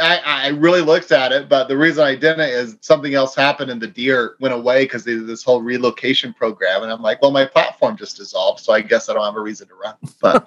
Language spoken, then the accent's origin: English; West Texas, United States; growing up in West Texas